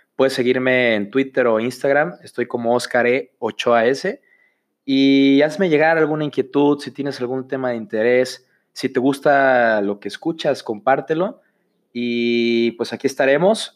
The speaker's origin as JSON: {"language": "Spanish", "town": "Autlán", "region": "Jalisco", "country": "Mexico", "tie": "born or raised there", "moved": "as an adult", "lives_now": "Guadalajara, Mexico", "said": "soy originario de Autlán, Jalisco"}